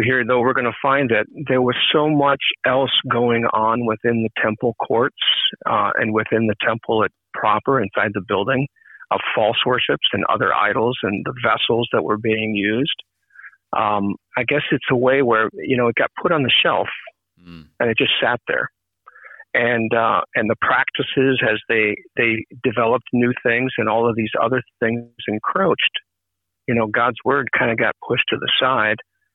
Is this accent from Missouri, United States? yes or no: no; Minnesota, United States; now in Maine, United States; I'm originally from Minnesota, yes. And I grew up initially in an ALC congregation